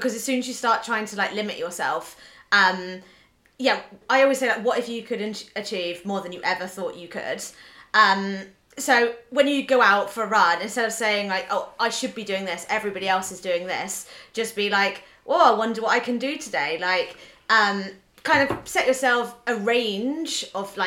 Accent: Norwich, East of England, United Kingdom; I have Norwich 10K, which is my local hometown 10K

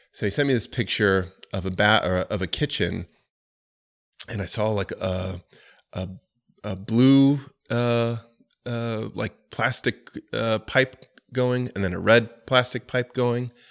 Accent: Florida, United States; also born or lived in New York City; now in Charlotte, United States; I'm from Florida, and I didn't enjoy having ninety degree weather year round

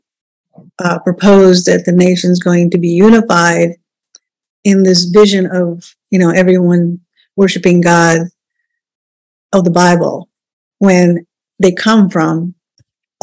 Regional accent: India; now in United States; I wasn't born here. I was born in India.

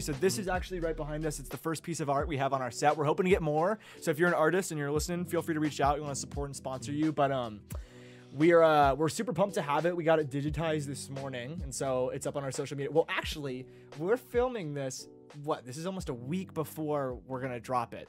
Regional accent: Phoenix, Arizona, United States; moved away as an adult; now in Spokane, United States; I'm from Phoenix, Arizona

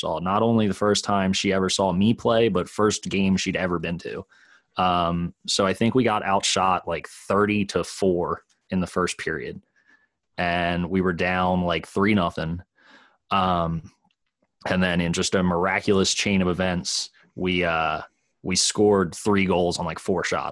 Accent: Newark, Delaware, United States; I grew up in Newark

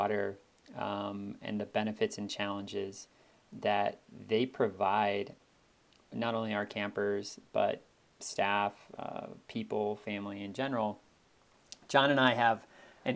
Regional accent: outside of Chicago, Illinois, United States; I grew up outside of Chicago

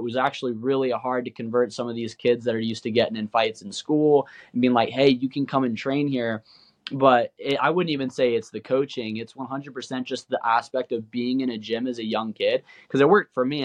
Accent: Boise, Idaho, United States; also born or lived in Nampa, Idaho; we're from Idaho, Boise, Idaho, and Kimbo, he was living at our house in Nampa

